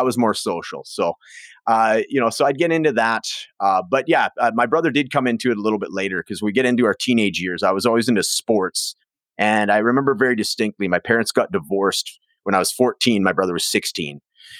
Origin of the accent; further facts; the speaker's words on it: Prince George, British Columbia, Canada; So I grew up in Prince George, British Columbia. So it's like the northern capital. So about 70,000 people, very isolated. It's kind of a logger town, blue collar, lots of nature around.